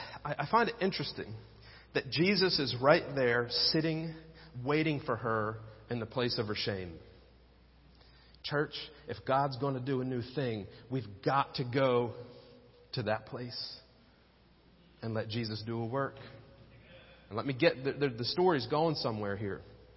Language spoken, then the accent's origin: English; Penns Grove, New Jersey, United States; moved away; also born or lived in Middletown; I went back to my hometown in Pensgrove, New Jersey